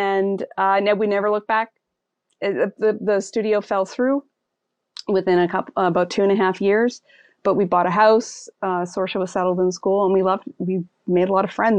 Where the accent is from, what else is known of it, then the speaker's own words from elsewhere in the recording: Victoria, British Columbia, Canada; moved away as an adult; also born or lived in Ottawa / Vancouver; now in Miramichi, Canada; I was born and raised in Victoria, BC